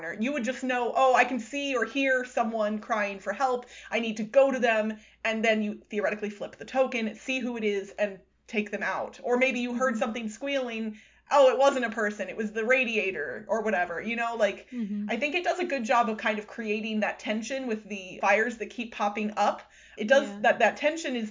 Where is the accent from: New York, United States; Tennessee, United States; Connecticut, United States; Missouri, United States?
Missouri, United States; Missouri and Iowa, United States; I grew up in Missouri and Iowa